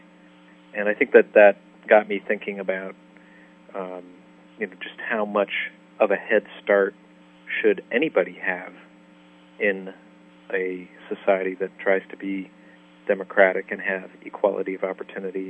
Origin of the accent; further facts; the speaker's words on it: Detroit, Michigan, United States; grew up in a privileged suburb of Detroit